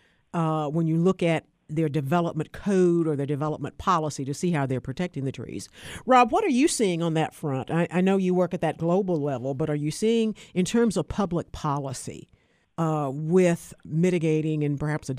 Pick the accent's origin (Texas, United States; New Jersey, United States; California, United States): Texas, United States; Austin; my hometown of Austin, Texas